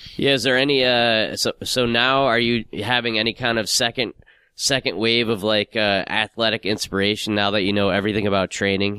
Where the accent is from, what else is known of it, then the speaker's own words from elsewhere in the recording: United Kingdom; the Brit